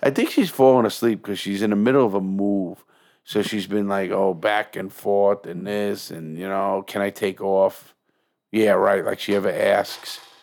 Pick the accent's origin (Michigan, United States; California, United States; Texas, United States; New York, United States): New York, United States; moved away; also born or lived in Fort Lauderdale; I'm from New York